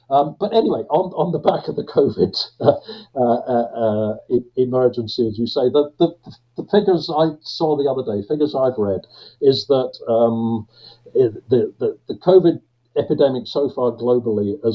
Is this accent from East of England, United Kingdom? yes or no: no; Glasgow, Scotland, United Kingdom; because I was born and I've spent nearly my entire life uh, in Glasgow, uh, and I know I don't sound like it.